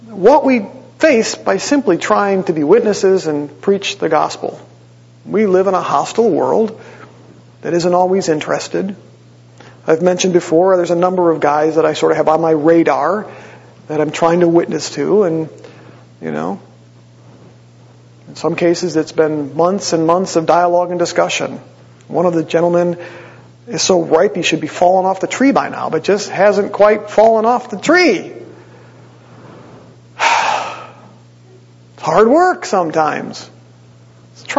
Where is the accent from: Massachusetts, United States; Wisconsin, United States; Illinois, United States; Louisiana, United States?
Wisconsin, United States; now in Ohio, United States; I'm from Wisconsin, a good old Wisconsin boy